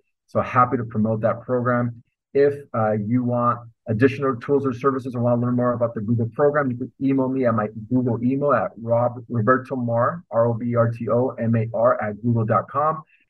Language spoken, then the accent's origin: English; northern Mexico, Mexico; I love banda. I'm from Northern Mexico, so we have a lot of banda in our family, a lot of music like that.